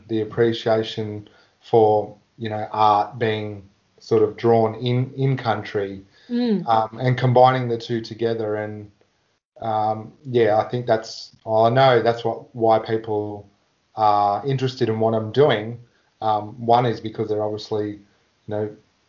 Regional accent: Warrnambool, Victoria, Australia; I grew up in Warrnambool, and as a young fellow I got to get into the Aboriginal dancing

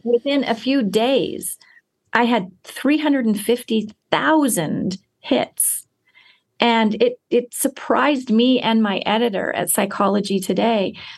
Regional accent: United States

